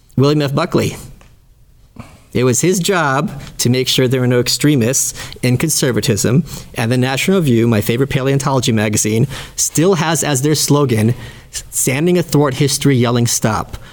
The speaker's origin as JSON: {"language": "English", "country": "Ukraine", "tie": "born or raised there", "moved": "yes", "lives_now": "United States", "said": "I was born in the Soviet Union"}